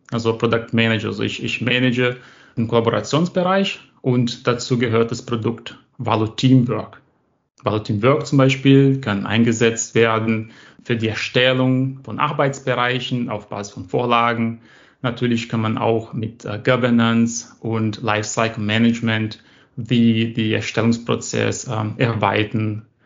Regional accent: Brazil; German is a second language; So, also ich komme aus Brasilien

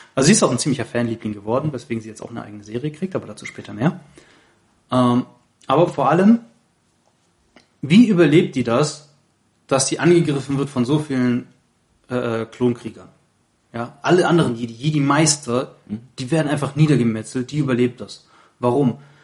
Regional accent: Baden-Württemberg, Germany; also born or lived in Saarland; ich bin auch im Saarland geboren, aber hier in Baden-Württemberg aufgewachsen

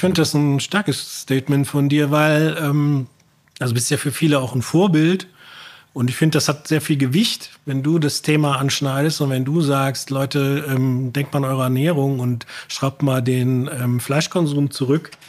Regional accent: Bergisches Land, North Rhine-Westphalia, Germany; ich komme ja aus dem Bergischen Land

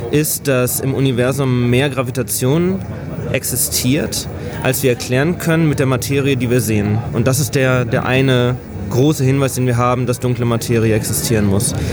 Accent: Hanover, Lower Saxony, Germany; moved away as an adult; now in Gainesville, United States; Habe in meinem Heimatort in Hannover ein Institut gefunden

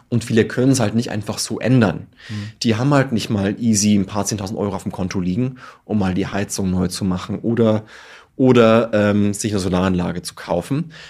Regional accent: Tirschenreuth, Bavaria, Germany; ich komme aus Tirschenreuth in Bayern

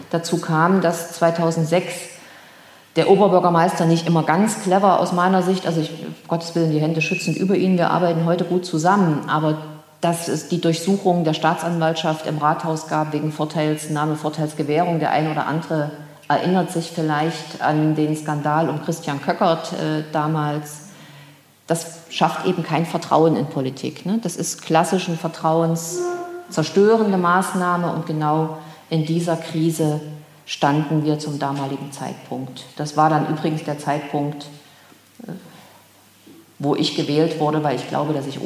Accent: Erfurt, Thuringia, Germany; Ich stamme aus Erfurt, lebte 1990 in Erfurt, erlebte hier die Wende

